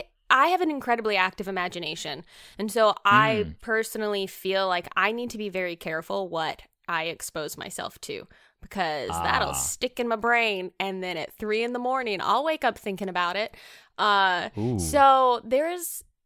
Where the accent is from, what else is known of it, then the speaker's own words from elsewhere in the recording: the South, United States; accent: southern; southern accent is gonna come out in this recording right now.